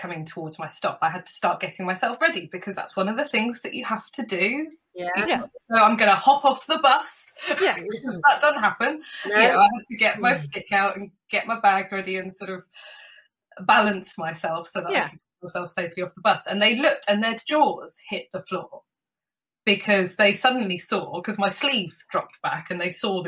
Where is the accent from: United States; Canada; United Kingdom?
United Kingdom; London; I'm a Londoner